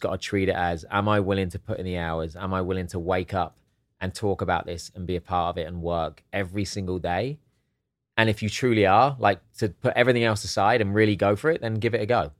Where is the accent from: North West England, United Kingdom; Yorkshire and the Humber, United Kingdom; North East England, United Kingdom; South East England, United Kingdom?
South East England, United Kingdom; Hastings; also born or lived in Eastbourne; now in United States; I was born in Hastings